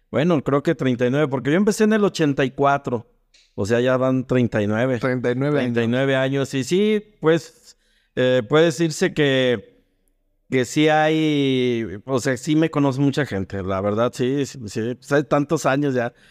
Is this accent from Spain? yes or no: no; León, Guanajuato, Mexico; Pero aquí en León y en la región somos hijos de la salsa maga.